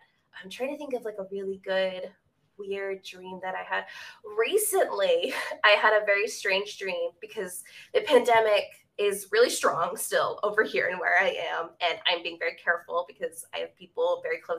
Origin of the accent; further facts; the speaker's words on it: Central Texas, United States; also born or lived in Northeast USA; I live in Central Texas